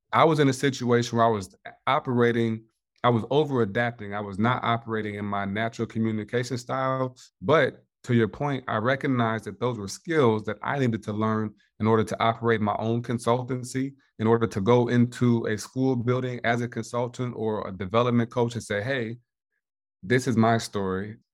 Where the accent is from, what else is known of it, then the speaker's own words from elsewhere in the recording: Indiana, United States; born and raised in Indiana